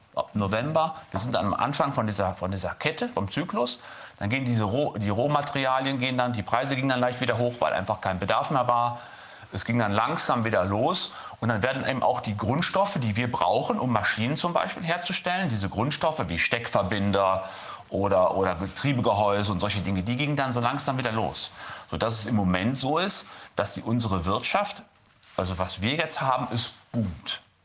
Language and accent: German; Lüdenscheid, North Rhine-Westphalia, Germany; ich komme aus Lüdenscheid, Stadt des Lichts